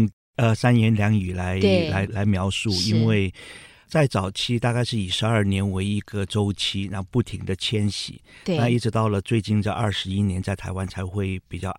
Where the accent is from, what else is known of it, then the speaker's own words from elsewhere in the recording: Cambodia; 对，我出生在柬埔寨，在一九五八年的时候，嗯、那时候柬埔寨还属于一个比较缓慢发展的一个落后国家。我记得我成长的环境非常贫困，也非常闭塞